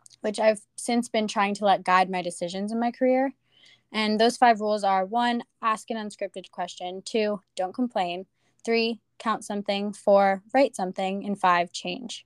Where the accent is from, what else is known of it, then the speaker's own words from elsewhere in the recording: Tampa, Florida, United States; my hometown of Tampa, Florida